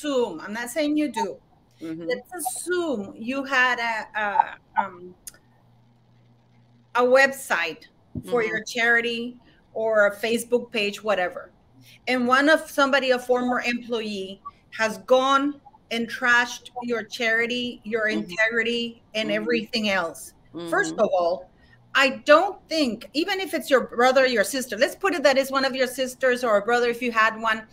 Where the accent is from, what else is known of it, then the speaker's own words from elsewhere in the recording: Canada; as a Canadian